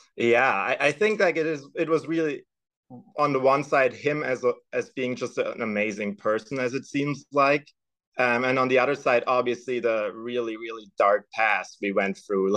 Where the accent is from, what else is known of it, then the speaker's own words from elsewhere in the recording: Stuttgart, Baden-Württemberg, Germany; moved away as an adult; now in Midwest, United States; I was born and raised in Germany. Actually, I was born in Stuttgart and raised just a couple miles outside of it